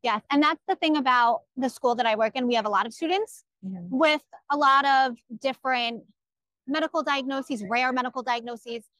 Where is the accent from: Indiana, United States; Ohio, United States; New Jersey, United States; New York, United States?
New York, United States; Orange County; I'm from Orange County, New York